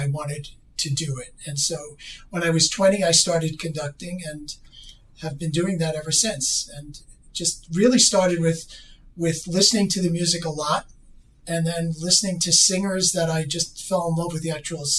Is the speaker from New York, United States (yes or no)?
yes; New York City, New York, United States; I grew up on Staten Island